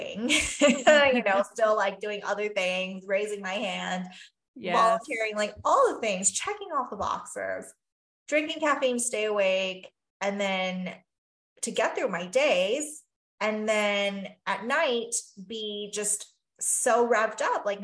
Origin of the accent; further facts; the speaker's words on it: Taiwan; moved away; I grew up in Taiwan and a traditional Chinese background and values